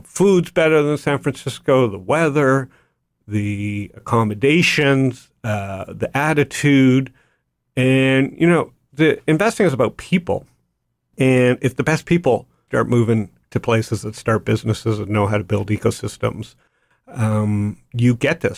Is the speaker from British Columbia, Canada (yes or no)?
no; Toronto, Ontario, Canada; I grew up in Toronto